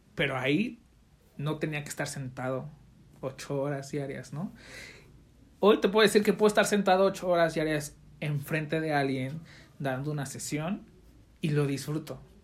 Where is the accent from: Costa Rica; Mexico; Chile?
Mexico; Mexico City; now in Jalisco, Mexico; yo soy de la Ciudad de México